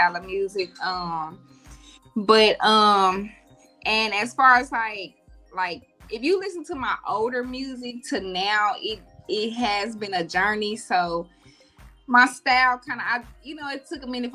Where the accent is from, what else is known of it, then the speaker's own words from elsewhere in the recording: Gould, Arkansas, United States; moved away as an adult; now in Dallas, United States; I'm from Arkansas, from a small town called Gould, Arkansas. So I've been in Dallas for like 12 years.